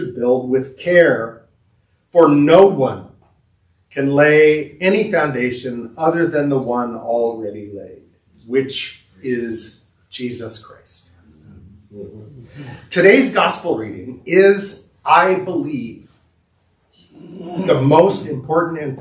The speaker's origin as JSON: {"language": "English", "region": "Southern California", "country": "United States", "tie": "born or raised there", "said": "I grew up in Southern California, and my parents were both born in Rockford"}